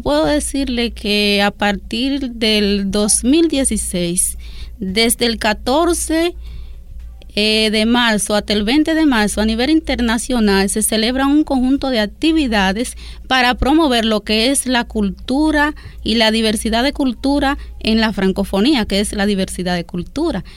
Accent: Duarte, Dominican Republic; nuestro país, la República Dominicana

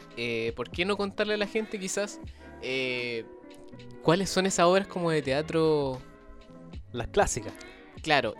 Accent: Chile; en Chile, nuestro paisito

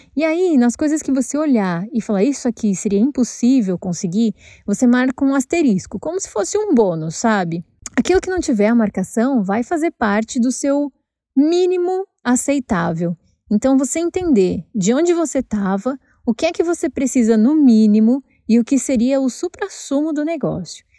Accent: São Paulo, Brazil; moved away as an adult; esse é o bairro onde eu cresci

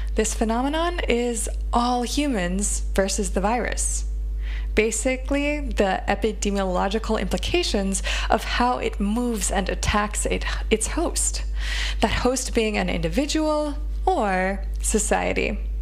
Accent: United States; As an American

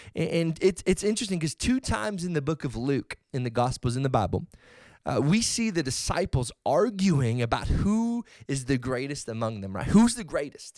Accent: Edmonton, Alberta, Canada; the Edmonton Oilers right here from my hometown

